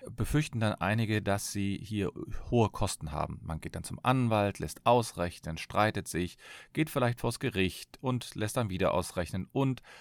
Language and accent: German; Cologne, North Rhine-Westphalia, Germany; ich bin Fachanwalt für Familienrecht, ich komme aus Köln